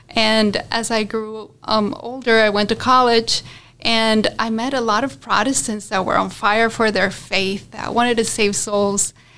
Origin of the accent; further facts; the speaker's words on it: Colombia; moved away; also born or lived in Florida, United States; I'm from Colombia, like you said, and I'm one of four children